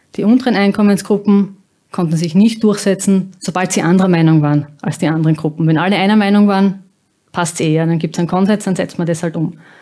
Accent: Austria

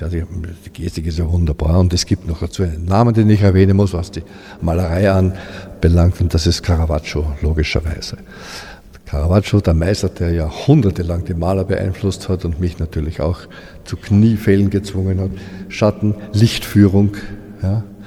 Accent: Austria; bei uns in Österreich

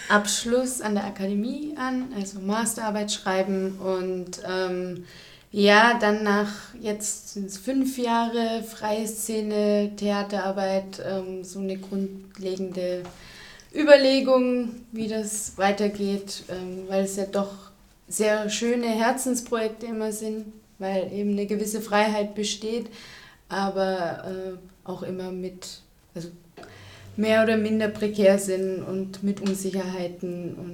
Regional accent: Baden-Württemberg, Germany; ich komme aus Süddeutschland, äh, aus der Nähe von Stuttgart. Da gibt es eben ein großes Haus, das Staatstheater, und ein paar kleinere Häuser.

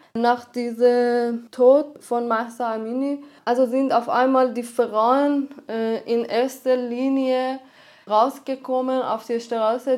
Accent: Iran; German is a second language; moved away as an adult; also born or lived in Tehran; now in Linz, Austria; Ich komme aus dem Iran und bin seit fast neun Jahren hier in, in Österreich

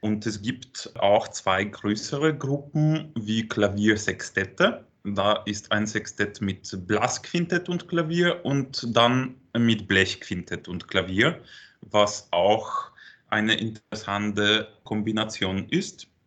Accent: Rzeszów, Subcarpathian Voivodeship, Poland; Und ich komme eigentlich aus Polen, aus Rzeszów. Und das ist so ungefähr eine Stunde bis zur Grenze mit der Ukraine.

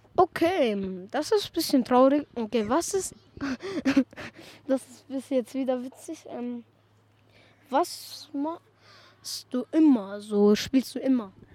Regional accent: Salzburg, Austria; Ich bin hier in Salzburg geboren.

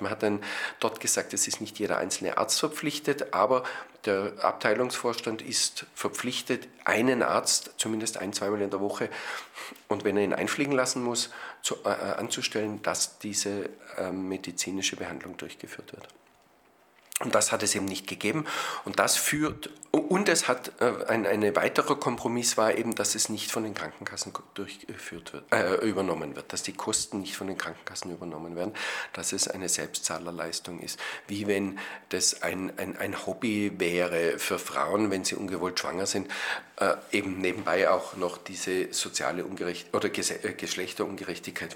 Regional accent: Austria; Bei uns in Österreich

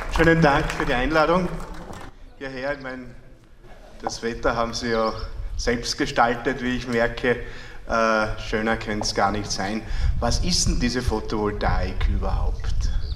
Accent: Freistadt, Upper Austria, Austria; bei uns in Freistadt im Müllviertel

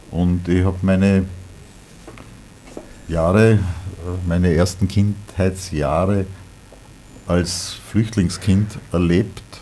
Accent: Upper Austria, Austria; ich bin auch nicht in Oberösterreich geboren. Wiewohl, bis aufs erste Lebensjahr habe ich alles in, in Oberösterreich äh, gelebt, mit Ausnahme meiner Reisen.

